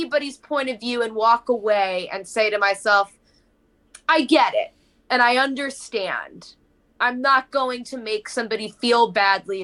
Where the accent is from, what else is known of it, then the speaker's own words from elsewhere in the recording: New York City, New York, United States; moved away; also born or lived in Nashville, Tennessee / Los Angeles, California; I'm from Brooklyn, New York, Italian, Dutch, Swedish